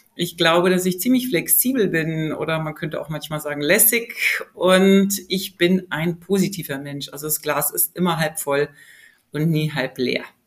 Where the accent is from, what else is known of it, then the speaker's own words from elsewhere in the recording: Germany; ich bin ja in Deutschland geboren und aufgewachsen